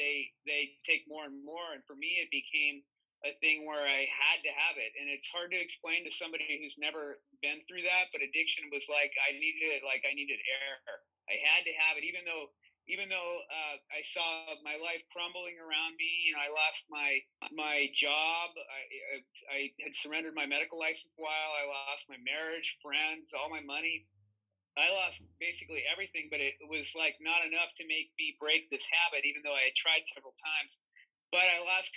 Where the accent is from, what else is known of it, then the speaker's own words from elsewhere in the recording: California, United States; I grew up in California, been here my whole life, except for when I went away to school